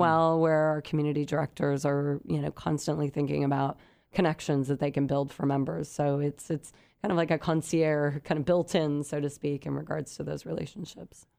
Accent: San Luis Obispo County, Central Coast, California, United States; I grew up on the Central Coast, beautiful San Luis Obispo County

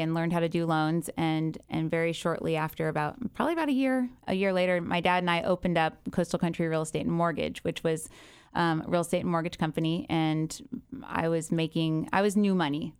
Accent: Encinitas, California, United States; also born or lived in Goleta / Santa Barbara / Del Mar; I was raised in Encinitas. I was born in Santa Barbara.

